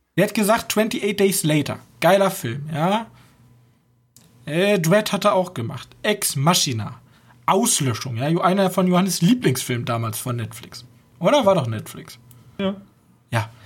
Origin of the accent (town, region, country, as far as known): Germany